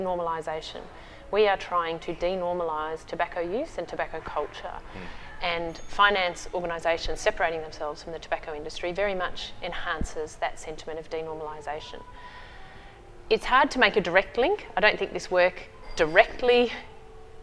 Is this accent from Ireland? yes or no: no; Australia; as an Australian